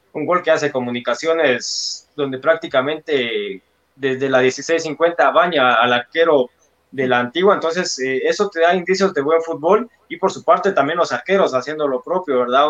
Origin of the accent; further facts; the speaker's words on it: Guatemala; nosotros como, como guatemaltecos